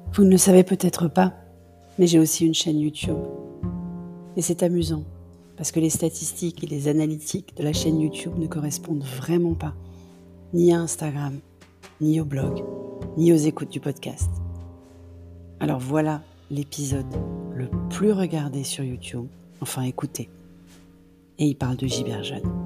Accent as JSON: {"language": "French", "town": "Paris", "region": "Île-de-France", "country": "France", "said": "parisienne de cœur"}